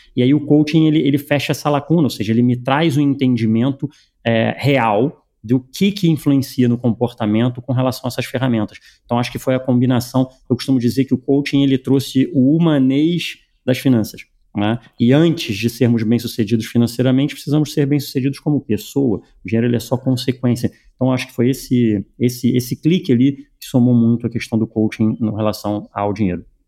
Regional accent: Rio de Janeiro, Brazil; Eu nasci no Brasil, nasci no Rio de Janeiro

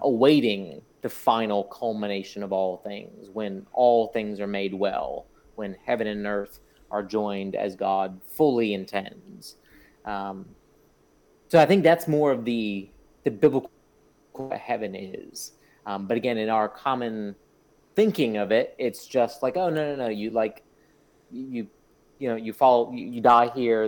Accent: South Florida, United States; I grew up in South Florida

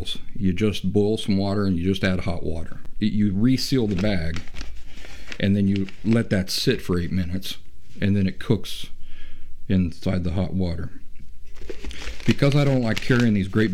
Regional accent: Appalachia, United States; I'm from Appalachia. I grew up in the woods, in the middle of nowhere.

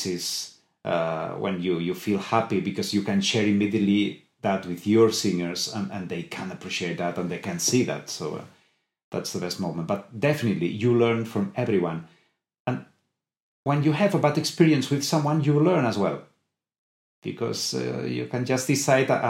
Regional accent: Sabadell, Catalonia, Spain; English is a second language; My choir now is in Sabadell, in my hometown.

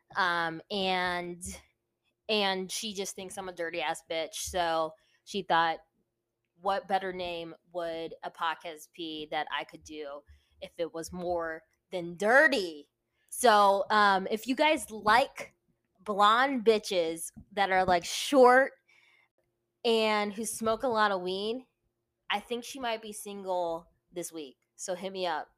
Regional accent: Virginia Beach, Virginia, United States; now in California, United States; I'm originally from Virginia, Virginia Beach, Virginia

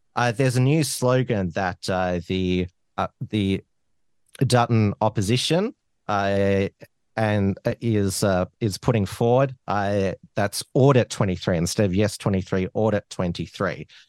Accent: Australia; I'm indigenous 'cause I was born in Australia

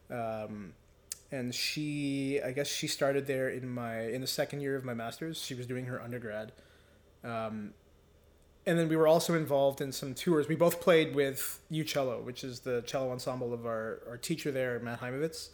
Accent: Mississauga, Ontario, Canada; also born or lived in Victoria, Newfoundland; I grew up in Ontario, in Mississauga suburb of Toronto.

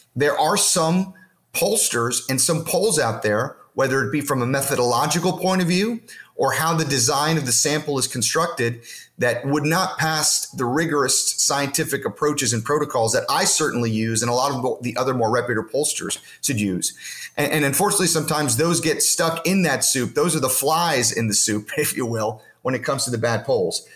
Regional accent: Florida, United States; my home state of Florida

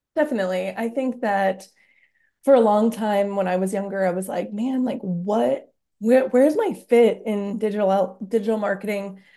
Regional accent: Britton, South Dakota, United States; now in Sioux Falls, United States; I am from Britain, South Dakota

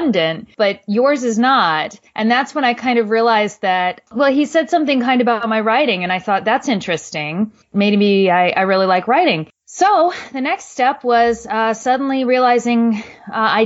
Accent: New Jersey, United States; I originally am from New Jersey

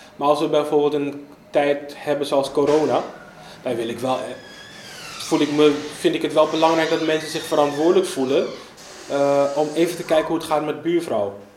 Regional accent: Amsterdam, North Holland, Netherlands; ik woon vrijwel mijn hele leven in Zuidoost. Opgegroeid in de K-buurt.

